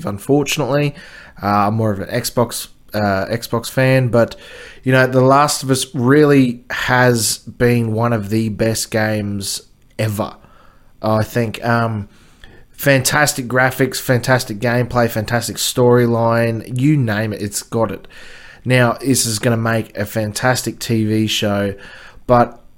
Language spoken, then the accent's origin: English; Australia; here in Australia